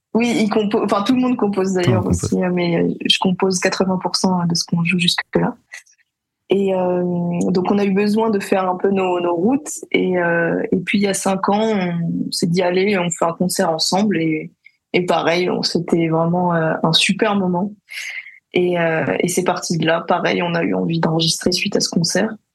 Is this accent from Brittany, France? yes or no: no; Paris, Île-de-France, France; j'ai grandi à Paris ma mère est d'origine parisienne et mon père est guadeloupéen